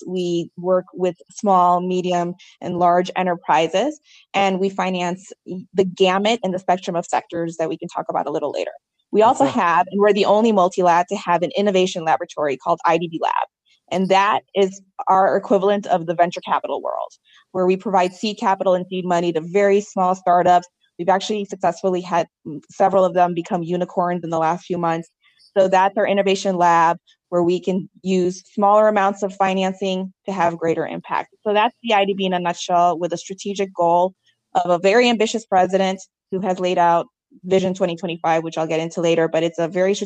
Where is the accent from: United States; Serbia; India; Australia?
United States; Chicago, Illinois; first language Spanish; English is a second language; I was born in Chicago